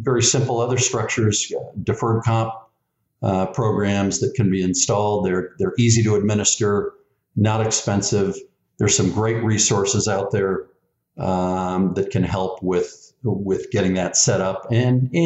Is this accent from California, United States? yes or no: yes; the Bay Area, California, United States; growing up in the Bay Area with three or four bridges to get across